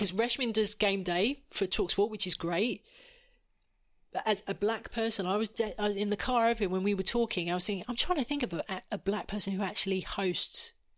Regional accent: Essex, East of England, United Kingdom; I'm from Essex

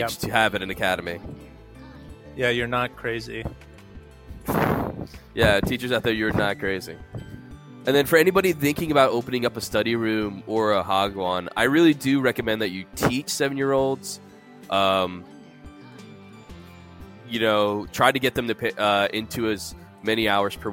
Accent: New York City, New York, United States; born there; I was born in the Bronx, so that's a pretty poor place.

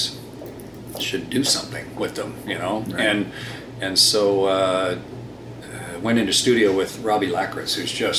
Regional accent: Sarnia, Ontario, Canada; I was born in Sarnia, and then my folks moved to a farm when I was about eight or seven or eight, and so I grew up on a corn farm

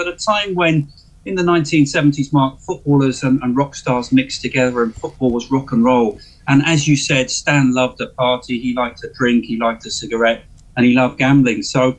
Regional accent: London, United Kingdom; as a young child growing up in Northwest London

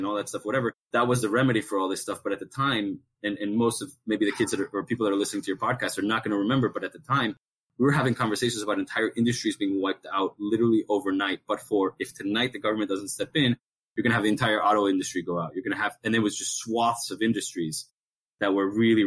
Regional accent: Miami, Florida, United States; moved away; also born or lived in New York City; I've lived in New York several times, even though I'm from Miami

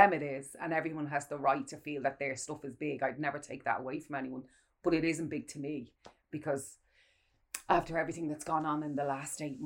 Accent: Ireland; us as Irish people

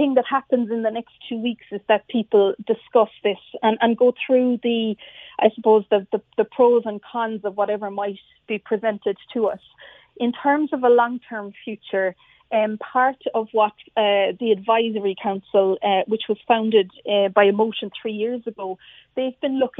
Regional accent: Cork, Munster, Ireland; we're from Cork. We're incredibly proud of our city and county.

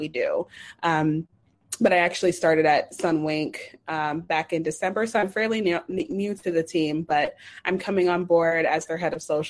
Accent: Atlanta, Georgia, United States; I'm from Atlanta, Georgia

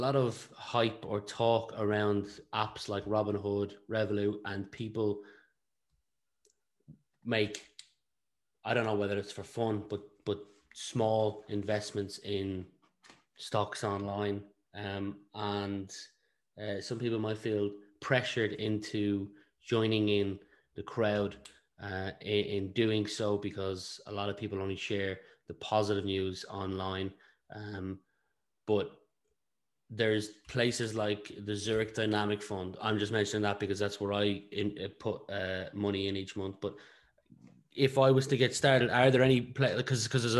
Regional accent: Ratoath, Leinster, Ireland; I'm from Ratoath, which is like literally next door to Ashburn.

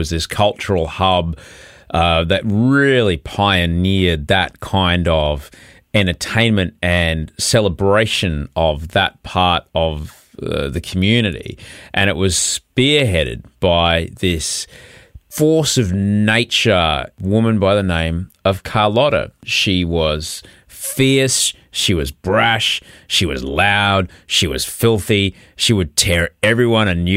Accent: Brisbane, Queensland, Australia; now in Sydney, Australia; I grew up in Brisbane

